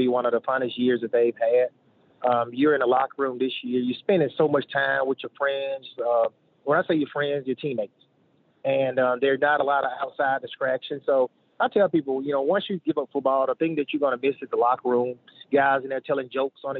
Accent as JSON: {"language": "English", "town": "Shannon", "region": "Mississippi", "country": "United States", "said": "I'm from Shannon. so we're like 55 minutes from Starville, 55 from Oxford"}